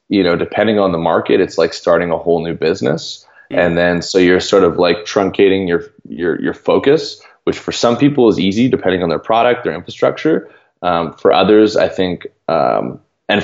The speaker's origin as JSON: {"language": "English", "country": "Canada", "said": "I'm from Canada"}